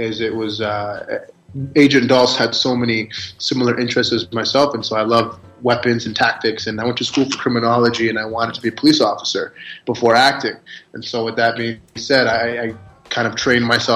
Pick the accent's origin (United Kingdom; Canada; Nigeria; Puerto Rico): Canada; Toronto, Ontario; I was born and raised in Toronto